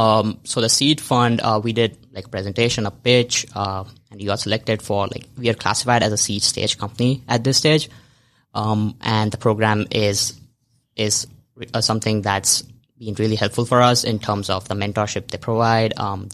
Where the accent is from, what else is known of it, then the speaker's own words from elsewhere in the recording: India; moved away as an adult; I moved from India like 2.5 years ago to this country, and being in a new city, being in a new environment